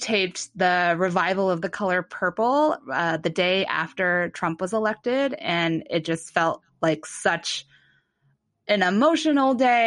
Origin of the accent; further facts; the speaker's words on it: Mansfield, Ohio, United States; moved away; I'm from Mansfield, Ohio